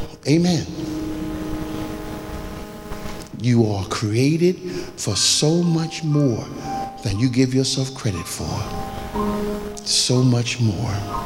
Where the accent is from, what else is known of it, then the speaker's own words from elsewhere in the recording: Philadelphia, Pennsylvania, United States; as a young man growing up in North Philadelphia